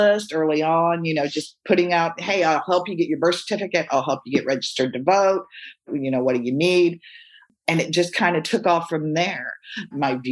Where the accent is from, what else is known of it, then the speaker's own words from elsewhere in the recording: Austin, Texas, United States; I grew up in Austin in the 70s